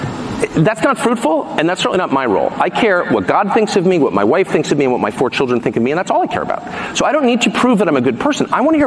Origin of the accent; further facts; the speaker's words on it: United States; I'm an American citizen. I'm 54. I pay my taxes. I obey the law.